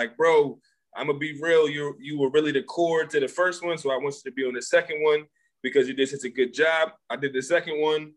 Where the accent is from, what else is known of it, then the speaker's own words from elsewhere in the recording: Philadelphia, Pennsylvania, United States; I'm from Philly. I do websites